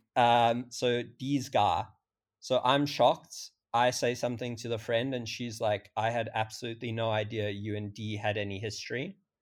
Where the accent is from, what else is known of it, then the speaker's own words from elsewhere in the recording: South Africa; I'm twenty-five, I'm from South Africa